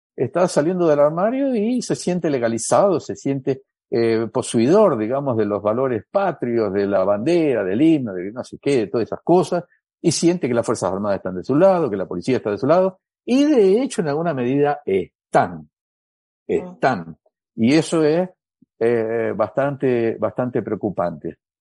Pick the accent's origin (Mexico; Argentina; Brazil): Brazil; Spanish is a second language; soy brasilero